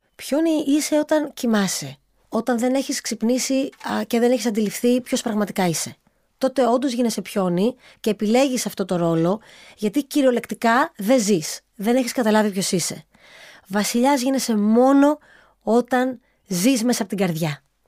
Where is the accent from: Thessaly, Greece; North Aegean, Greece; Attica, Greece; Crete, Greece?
North Aegean, Greece; Samos; also born or lived in United States; εγώ είμαι από τη Σάμο και πάντοτε ε, αισθανόμουν πολύ ευλογημένη που η καταγωγή μου είναι και από Σάμο